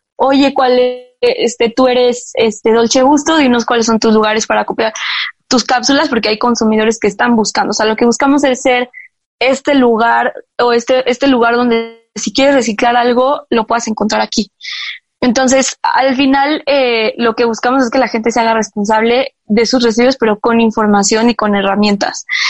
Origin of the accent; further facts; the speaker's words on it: Mexico; como mexicanos